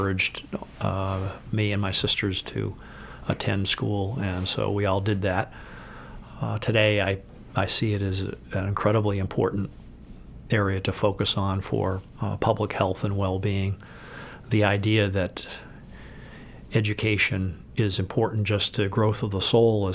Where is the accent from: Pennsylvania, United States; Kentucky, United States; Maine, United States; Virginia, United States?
Maine, United States; Waterville; I grew up in Waterville